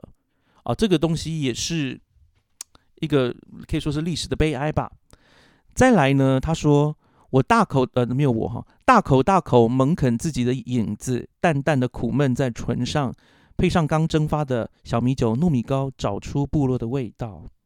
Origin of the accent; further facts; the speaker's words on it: Taiwan; 所以我自己小时候在部落里面成长的时候，我就是一个异类。